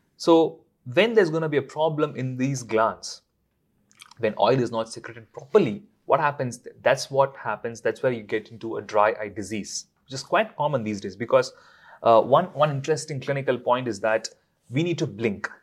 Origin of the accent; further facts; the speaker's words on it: India; now in London, United Kingdom; I'm from India